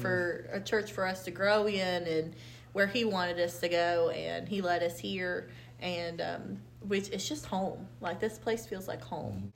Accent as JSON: {"language": "English", "region": "Indiana", "country": "United States", "also_born_or_lived": "Lewis County, Kentucky", "moved": "as an adult", "said": "I'm from Indiana, so my, I would have to move back to around my parents"}